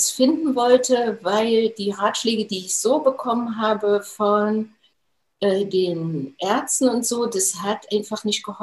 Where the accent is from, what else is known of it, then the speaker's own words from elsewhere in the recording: Jena, Thuringia, Germany; Äh, ich bin gebürtige Thüringerin und habe auch äh, die Thüringer Kost äh, abbekommen in meinen jungen Jahren. habe dann im Institut für Transfusionswesen gearbeitet, da in Jena. Also ich komme aus Jena